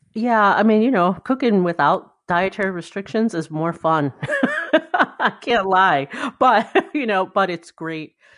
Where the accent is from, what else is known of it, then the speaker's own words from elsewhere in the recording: Ann Arbor, Michigan, United States; moved away; I grew up in Michigan, in, uh, southeastern Michigan in Ann Arbor